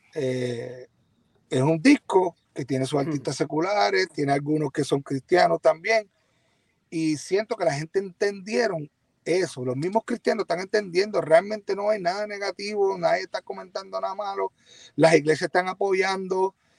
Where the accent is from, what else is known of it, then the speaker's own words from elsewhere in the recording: Ponce, Puerto Rico; yo estaba pegado en mi pueblo, en Ponce